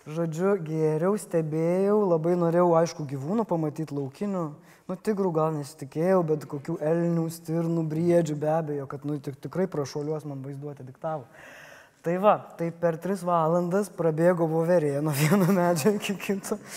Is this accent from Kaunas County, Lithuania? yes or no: no; Panevėžys, Panevėžys County, Lithuania